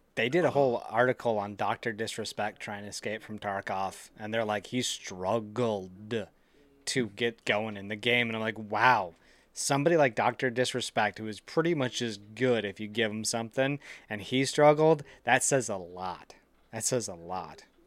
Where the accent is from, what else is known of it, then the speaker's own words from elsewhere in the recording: Central Wisconsin, United States; born and raised Central Wisconsin